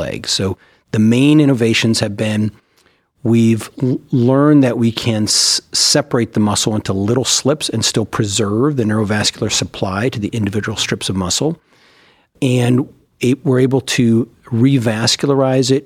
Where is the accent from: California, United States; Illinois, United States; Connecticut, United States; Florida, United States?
California, United States; moved away as an adult; also born or lived in Minnesota / Baltimore, Maryland; now in Cleveland, United States; I'm from California and did all of my training, was born and raised there